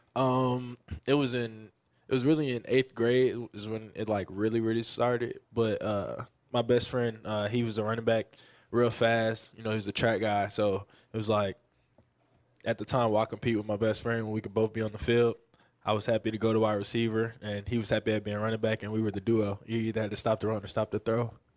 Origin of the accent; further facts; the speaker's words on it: Philadelphia, Pennsylvania, United States; also born or lived in Texas; now in Kansas City, United States; I'm originally from North Philadelphia